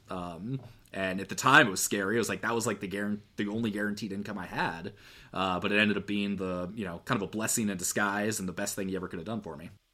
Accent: Eugene, Oregon, United States; I grew up in Eugene, which is where the University of Oregon is.

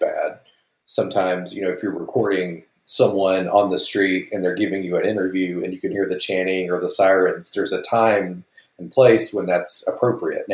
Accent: Alabama, United States; my home state of Alabama

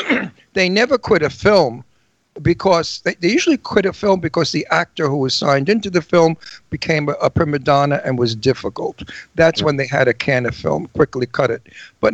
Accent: New York City, New York, United States; I'm from Brooklyn.

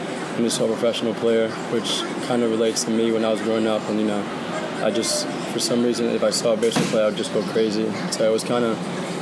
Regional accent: New York City, New York, United States; also born or lived in Fort Greene, Brooklyn; I was actually born in Kensington, and we reside in Fort Greene now

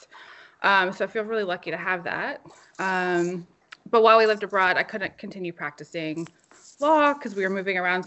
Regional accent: Virginia, United States; moved away as an adult; also born or lived in Germany / Mexico / Denmark; now in New Jersey, United States; I am originally from Virginia

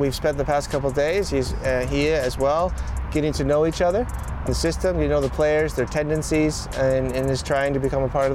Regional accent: Southern California, United States; growing up in Southern California and spent some time abroad

